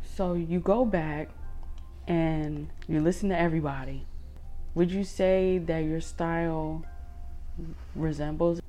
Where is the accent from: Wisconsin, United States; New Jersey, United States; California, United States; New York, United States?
New York, United States; Poughkeepsie; moved away as an adult; now in Middletown, United States; I'm from Poughkeepsie. I've been living here. Well, I was not born here, but I've been living here since I was six.